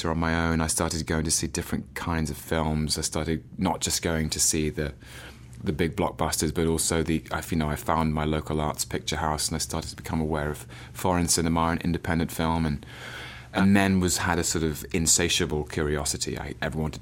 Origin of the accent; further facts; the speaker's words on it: London, United Kingdom; I was born in London in 1981 in Westminster in the Middlesex Hospital in central London.